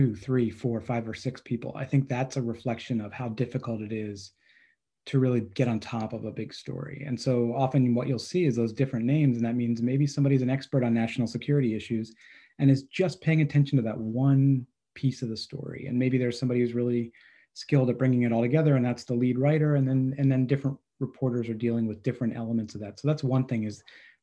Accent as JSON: {"language": "English", "town": "State College", "region": "Pennsylvania", "country": "United States", "tie": "born or raised there", "moved": "yes", "lives_now": "New Jersey, United States", "said": "I grew up in State College, so it's been since I can remember"}